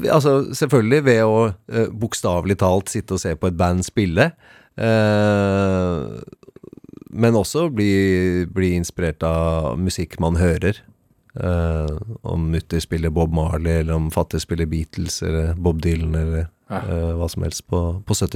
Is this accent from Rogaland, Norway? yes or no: no; Oslo, Norway; Jeg er fra Oslo. Eh, jeg vokste vel først opp på, på Årvoll.